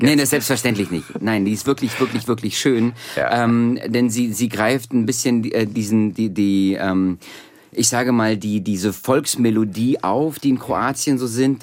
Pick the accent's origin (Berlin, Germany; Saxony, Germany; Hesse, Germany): Berlin, Germany; also born or lived in Soviet Union; so als Berliner, ich bin ja richtig so ein Ostberliner Kind, was ja. so aufgewachsen ist